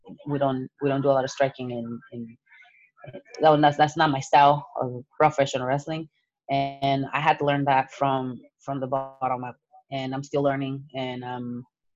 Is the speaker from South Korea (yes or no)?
no; Mexico; now in United States; born and raised in Mexico, and I came to the United States as an immigrant.